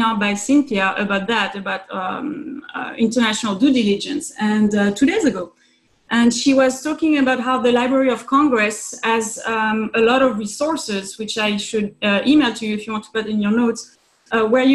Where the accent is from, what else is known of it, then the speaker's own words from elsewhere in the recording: France; moved away as an adult; also born or lived in Hungary; now in Brooklyn, United States; I was coming from France, working in the US